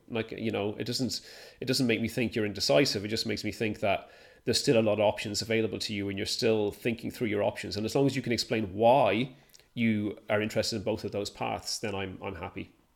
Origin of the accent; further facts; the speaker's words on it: Ireland; now in United Kingdom; I'm Irish